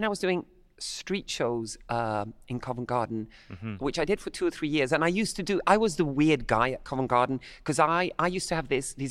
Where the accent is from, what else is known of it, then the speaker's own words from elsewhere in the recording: Havana, Cuba; I'm of Irish-Italian descent, but I grew up in Havana, Cuba.